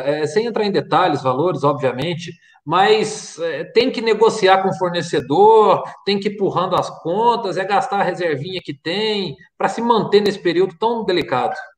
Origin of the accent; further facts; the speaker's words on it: Varginha, Minas Gerais, Brazil; Nós que somos aqui de Varginha